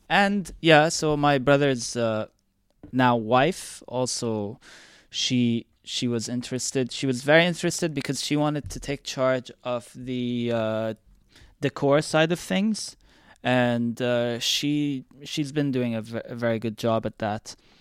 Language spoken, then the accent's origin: English; Dubai, United Arab Emirates; I was born and raised here in Dubai